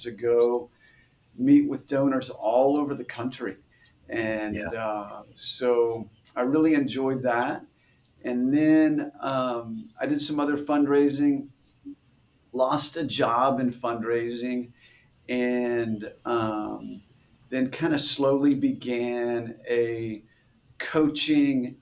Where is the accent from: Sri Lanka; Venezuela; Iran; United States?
United States; Bartlesville, Oklahoma; I grew up in Bartlesville